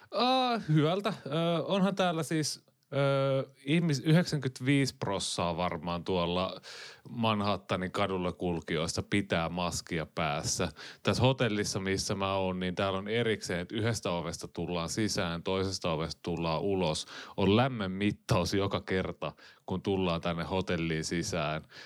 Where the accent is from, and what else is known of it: Finland